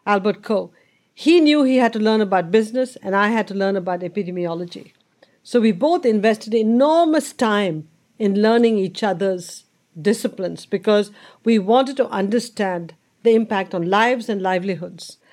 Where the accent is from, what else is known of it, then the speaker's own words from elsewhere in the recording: India; growing up in India and that environment you just talked about was the normal environment